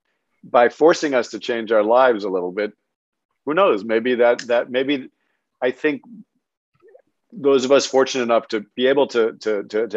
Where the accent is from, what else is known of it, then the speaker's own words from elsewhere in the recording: New York, United States; growing up in New York, our doorman was there in many cases in the building to keep you alive